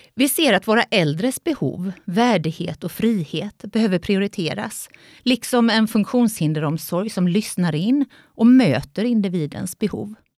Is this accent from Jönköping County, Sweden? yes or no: yes; Jönköping, Jönköping County, Sweden; moved away as an adult; now in Vetlanda, Sweden; Jag är uppvuxen i Jönköping men har bott i Vetlanda i snart 26 år